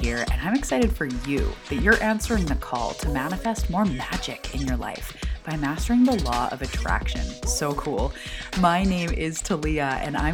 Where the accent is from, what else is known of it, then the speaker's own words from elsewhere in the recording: Vancouver Island, British Columbia, Canada; I am from Vancouver Island, which is off the west coast of Canada.